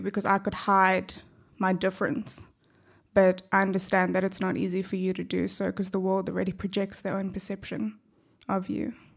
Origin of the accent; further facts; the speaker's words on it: South Africa; accent: South African; also born or lived in Perth, Australia; now in Australia; my accent gives away that I'm originally from South Africa.